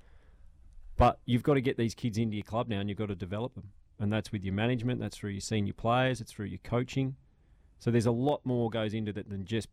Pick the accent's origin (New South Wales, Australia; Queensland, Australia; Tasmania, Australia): Tasmania, Australia; we're just from Tassie